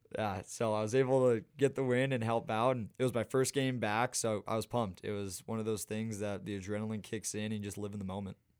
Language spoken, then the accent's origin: English; Missoula, Montana, United States; I grew up playing in Montana